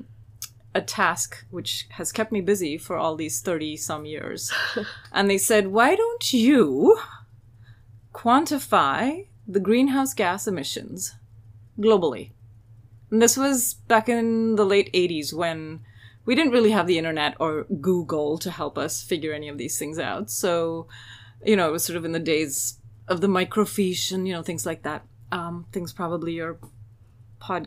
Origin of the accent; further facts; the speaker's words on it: India; moved away as an adult; now in United States; So I grew up in India, actually, and lived there for the first 20 years of my life. And then I came to the United States